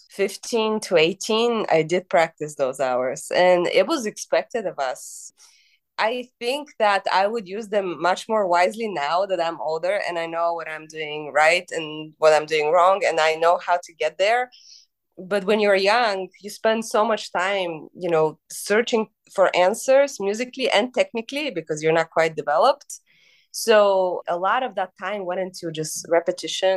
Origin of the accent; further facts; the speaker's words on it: Bulgaria; now in United States; I grew up in Bulgaria in the 90s